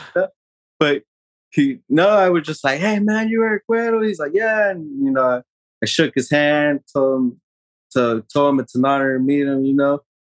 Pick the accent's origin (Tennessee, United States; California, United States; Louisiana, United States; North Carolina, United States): California, United States; Escondido; I'm from Escondido